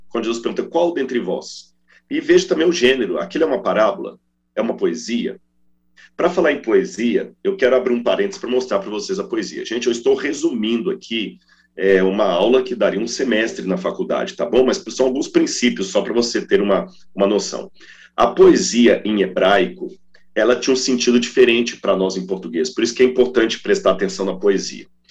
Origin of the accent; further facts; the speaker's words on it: Minas Gerais, Brazil; quando eu era criança, lá em Minas, dizia assim: está chovendo um toró